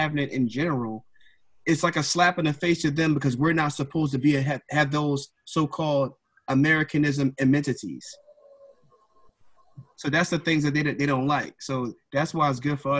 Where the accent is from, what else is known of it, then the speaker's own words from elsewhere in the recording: Philadelphia, Pennsylvania, United States; growing up in Philadelphia